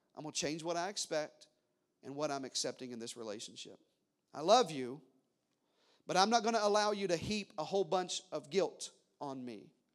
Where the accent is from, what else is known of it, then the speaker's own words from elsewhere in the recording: the South, United States; I was raised in the South.